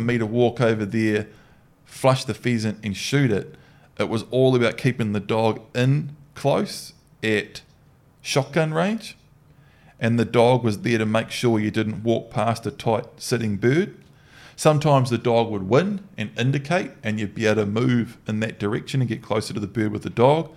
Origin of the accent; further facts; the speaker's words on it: New Zealand; growing up in New Zealand